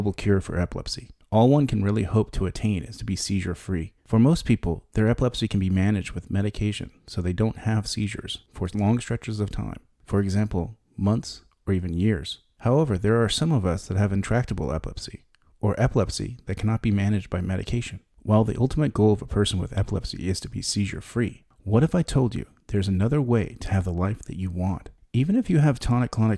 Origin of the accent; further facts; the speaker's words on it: San Diego, California, United States; In 1995, I was 20 and attending the University of California in San Diego. Though the university was in my hometown